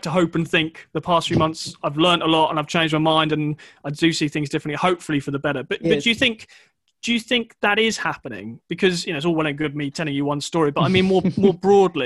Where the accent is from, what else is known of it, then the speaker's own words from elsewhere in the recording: England, United Kingdom; I grew up outside of London